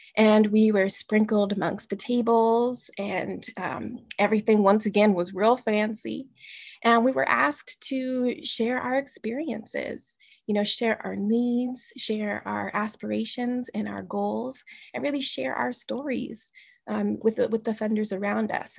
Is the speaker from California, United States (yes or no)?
no; Tacoma, Washington, United States; moved away as an adult; now in Seattle, United States; I was born in Tacoma, Washington. My family's from Tacoma, Washington